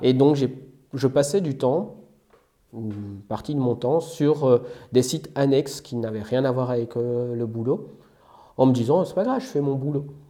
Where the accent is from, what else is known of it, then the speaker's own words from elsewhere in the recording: Belgium; moved away as an adult; now in France; j'ai un parcours assez classique, hein, puisque je viens de Belgique